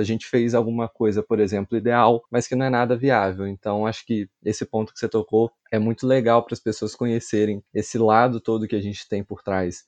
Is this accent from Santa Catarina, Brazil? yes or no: no; Barra Mansa, Rio de Janeiro, Brazil; Sou natural de uma cidade no interior do Rio, Barra Mansa.